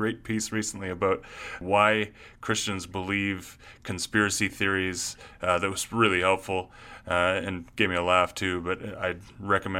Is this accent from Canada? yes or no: yes; Canada; accent: Canadian; moved away as an adult; now in United States; I am from Canada